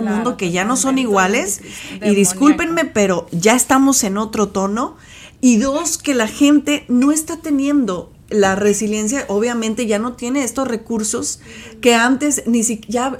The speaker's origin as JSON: {"language": "Spanish", "country": "Mexico", "said": "nosotros como mexicanos"}